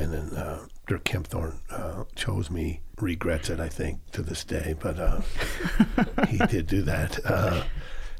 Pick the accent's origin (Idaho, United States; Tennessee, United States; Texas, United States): Idaho, United States; Boise; I grew up here in Boise, lived across from the co-op